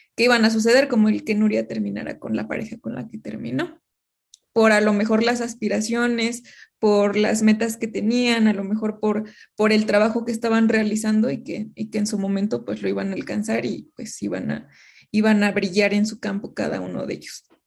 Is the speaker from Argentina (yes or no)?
no; Mexico; como mexicanos